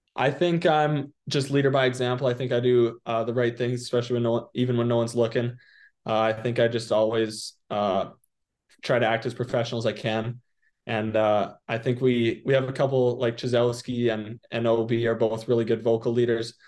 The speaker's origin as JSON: {"language": "English", "town": "Prince Albert", "region": "Saskatchewan", "country": "Canada", "tie": "born or raised there", "moved": "yes", "lives_now": "Portland, United States", "said": "Prince Albert, my hometown"}